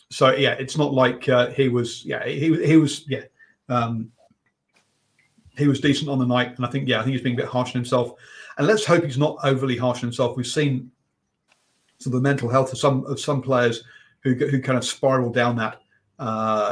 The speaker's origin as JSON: {"language": "English", "region": "England", "country": "United Kingdom", "said": "I'm English"}